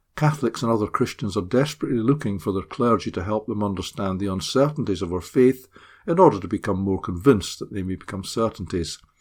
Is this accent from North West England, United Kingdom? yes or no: no; Scotland, United Kingdom; now in Middlesbrough, United Kingdom; I'm a Scot